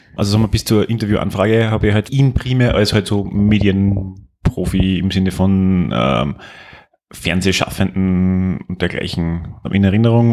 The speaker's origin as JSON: {"language": "German", "region": "Upper Styria", "country": "Austria", "said": "ich komme aus der Obersteiermark"}